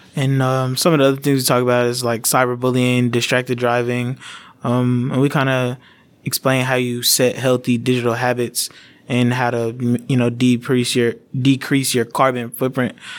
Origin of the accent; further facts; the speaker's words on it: Dallas-Fort Worth area, Texas, United States; moved away as an adult; also born or lived in New Orleans, Louisiana; now in Louisiana, United States; I was born in New Orleans, uh, but I moved to Tex, to the Dallas-Fort Worth area in Texas after Katrina.